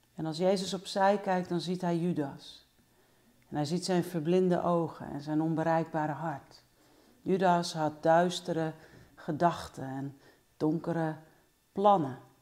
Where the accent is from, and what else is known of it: Netherlands